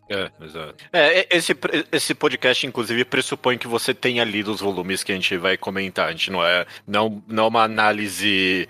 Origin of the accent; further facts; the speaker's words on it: Brazil; mesmo a gente sendo brasileiro